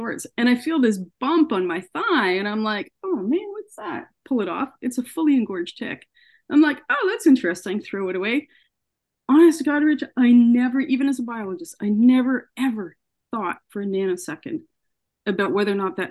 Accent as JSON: {"language": "English", "town": "Ottawa", "region": "Ontario", "country": "Canada", "tie": "born or raised there", "also_born_or_lived": "Columbia, Missouri, United States", "said": "I grew up in Ottawa, so not too far from where I live now."}